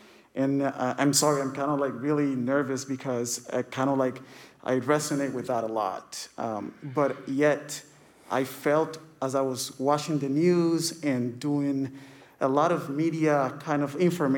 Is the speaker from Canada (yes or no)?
no; Cuba; I am considered, or I identify myself as an Afro-Latino. I'm from Cuba.